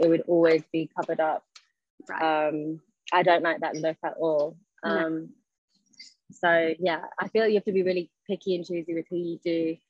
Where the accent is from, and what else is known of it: London, United Kingdom; born or raised there; also born or lived in Scotland